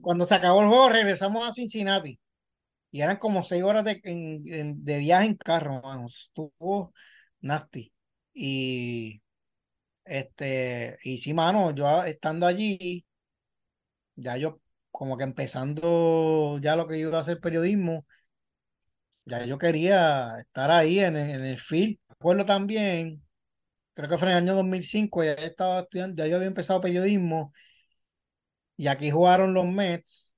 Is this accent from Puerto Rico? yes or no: yes; Puerto Rico; also born or lived in Medellín, Colombia; a los dos nos adoptaron y nos trajeron a Puerto Rico. Este, y ambos nos criaron juntos